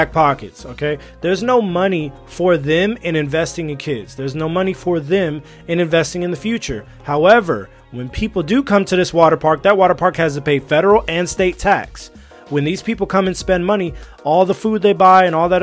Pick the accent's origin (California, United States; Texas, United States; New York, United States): California, United States; moved away as an adult; also born or lived in Alabama / China; I grew up in California my whole life